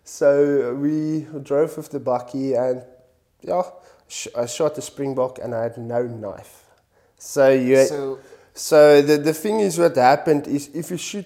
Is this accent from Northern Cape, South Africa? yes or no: yes; Kimberley, Northern Cape, South Africa; now in Cape Town, South Africa; come from Kimberley, the Northern Cape. I grew up there